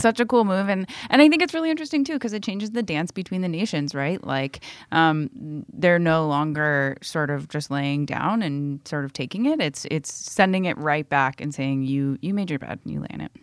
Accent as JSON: {"language": "English", "region": "Florida", "country": "United States", "tie": "born or raised there", "said": "my home state of Florida"}